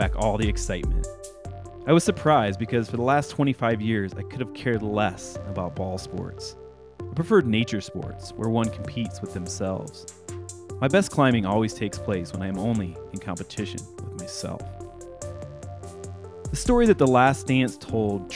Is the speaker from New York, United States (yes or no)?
no; Illinois, United States; As a kid growing up in Illinois in the 1990s